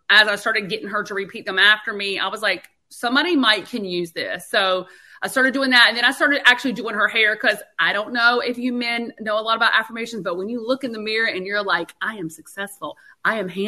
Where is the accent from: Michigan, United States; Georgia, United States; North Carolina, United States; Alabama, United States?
North Carolina, United States; accent: country; We're originally from North Carolina, so that's where my country accent